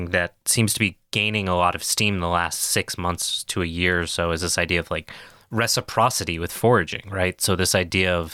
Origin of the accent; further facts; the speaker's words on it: New England, United States; accent: New England; So I'm from New England. My parents have very thick accents